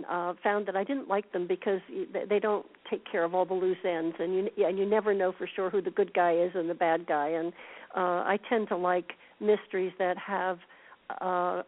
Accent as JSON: {"language": "English", "region": "California", "country": "United States", "tie": "born or raised there", "said": "my hometown, which is a small town in California"}